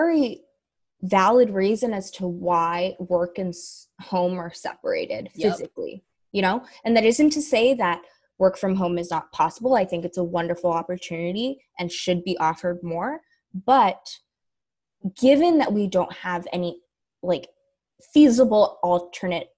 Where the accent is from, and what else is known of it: the Bay Area, California, United States; born or raised there